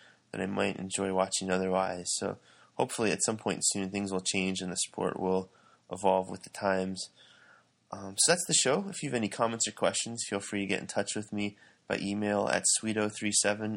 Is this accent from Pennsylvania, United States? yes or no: yes; Philadelphia, Pennsylvania, United States; I'm originally from the Philadelphia area